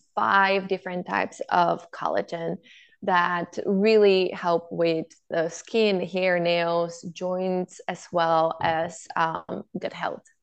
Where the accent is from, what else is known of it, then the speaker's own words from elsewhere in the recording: Bulgaria; moved away; I grew up in Bulgaria where my grandparents had a farm